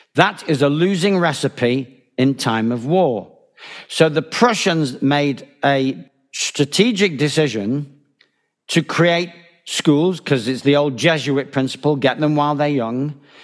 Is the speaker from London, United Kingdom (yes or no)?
no; Manchester, North West England, United Kingdom; moved away as an adult; also born or lived in Spain; Manchester Bridge Club, as it happens, my hometown